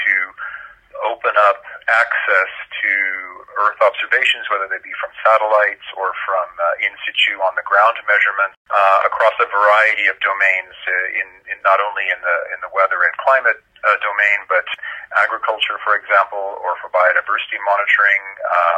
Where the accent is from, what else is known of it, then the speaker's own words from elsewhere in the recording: California, United States; moved away as an adult; now in Switzerland; grew up mostly in California